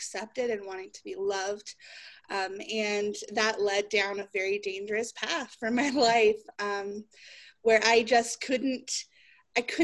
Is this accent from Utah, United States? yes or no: yes; Utah, United States; My family moved here when I was 8 years old